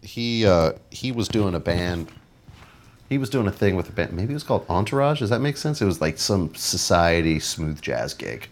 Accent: Los Angeles, California, United States; moved away as an adult; also born or lived in Santa Cruz, California; now in New Orleans, United States; I'm from Los Angeles, and I moved to Santa Cruz, California

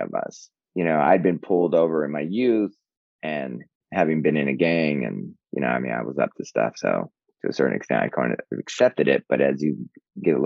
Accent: Southern California, United States; now in New York City, United States; I'm inextricably Californian, Southern Californian

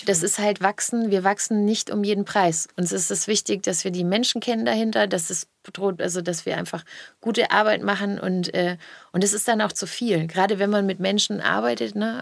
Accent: the South, Southern Germany, Germany; ich komme ja aus dem Süden.

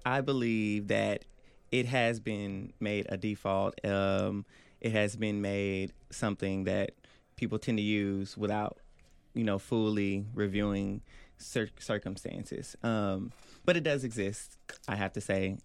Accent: Oklahoma City, Oklahoma, United States; I'm from Northwest Oklahoma City, Oklahoma.

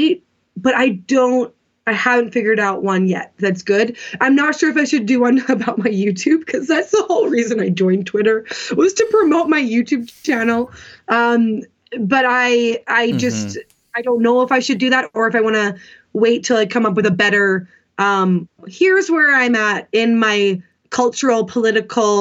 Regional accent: Canada; I am Canadian, but my part of my family, or my mom's side, is American, and they're all Republicans.

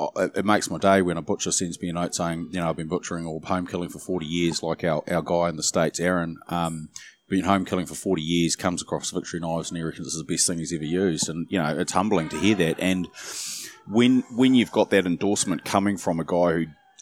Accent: Auckland, New Zealand; also born or lived in Wellington / Taranaki; I was born in Wellington and, yeah, grew up in Auckland

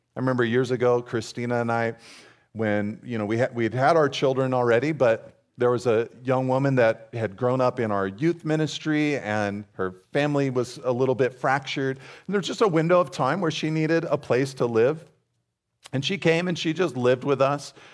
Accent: California's Central Coast, United States; I grew up here on California's Central Coast

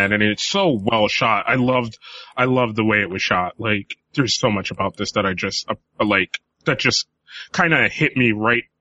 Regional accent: United States; we as American fans

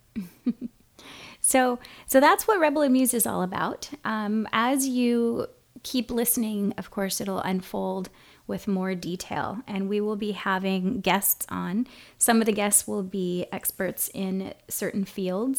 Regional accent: Kona, Hawaii, United States; moved away as an adult; also born or lived in San Francisco, California; now in Oceanside, United States; I am from Hawaii, from Kona specifically, and living now in Southern California

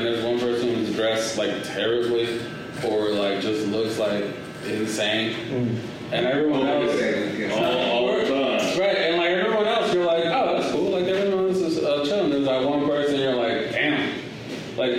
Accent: Los Angeles, California, United States; moved away; I grew up in Los Angeles. I grew up in this little spot called. It was this street called Figueroa, and it's in the heart of like South Central

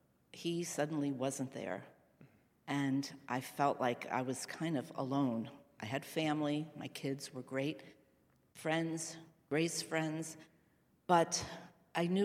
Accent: Westfield, New Jersey, United States; I grew up in Westfield, New Jersey

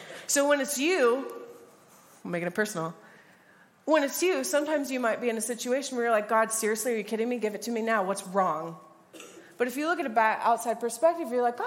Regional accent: United States; I'm from the States as well.

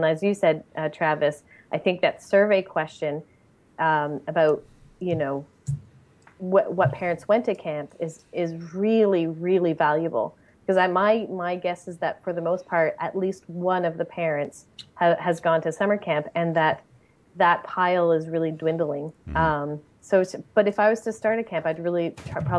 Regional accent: Montreal, Quebec, Canada; I grew up in Montreal

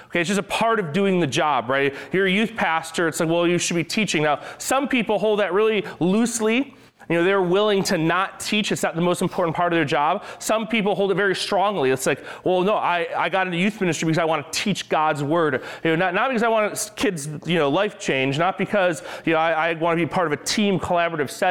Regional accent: New York, United States; I'm from New York.

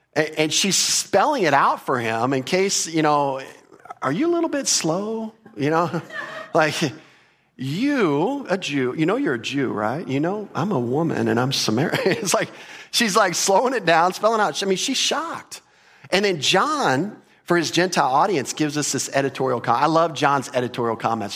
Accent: Texas, United States; we're from Texas

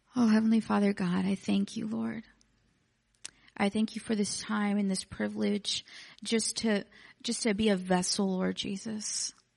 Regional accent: Texas City, Texas, United States; I'm from Texas City, which is like fifteen minutes from here

